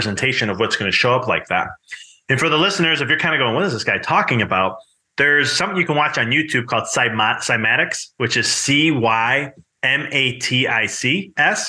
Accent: Chicago, Illinois, United States; moved away; I'm originally from Chicago

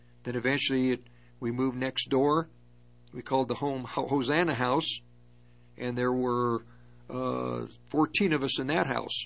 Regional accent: Longmont, Colorado, United States; moved away as an adult; also born or lived in Berkeley, California; I grew up in the Longmont area

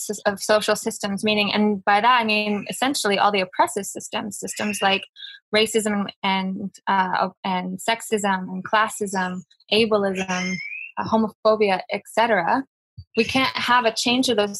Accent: United States; moved away; I'm from the United States

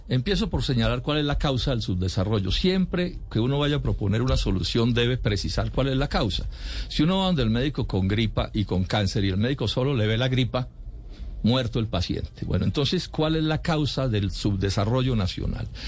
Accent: Colombia; soy colombiano

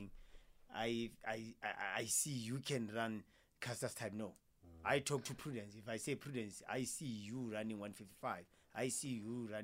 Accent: Potchefstroom, North West, South Africa; moved away as an adult; now in Pretoria, South Africa; I'm from Potchefstroom, Northwest, and I moved to Pretoria in 2018.

